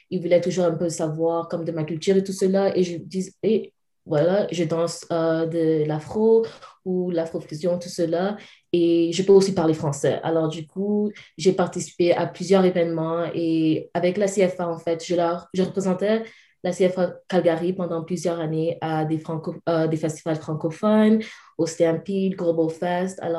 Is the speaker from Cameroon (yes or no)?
yes; Cameroon; Je suis originellement du Cameroun. Je suis en fait née au Cameroun, qui est à l'est de euh, l'Afrique. Et c'est là, c'est ça. J'ai grandi là-bas dans un un monde francophon